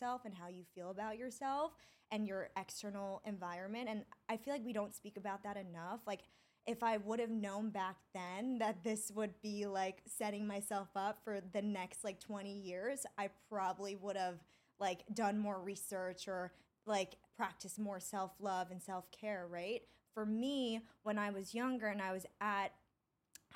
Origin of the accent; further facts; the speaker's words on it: Long Island, New York, United States; also born or lived in Syosset / Dix Hills; I grew up on Long Island and I bumped around to towns a lot